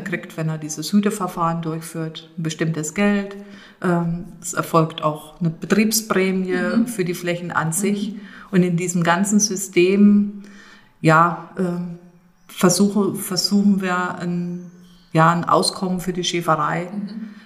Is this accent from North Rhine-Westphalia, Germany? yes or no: no; Thuringian Rhön, Germany; als auch gebürtige Rönerin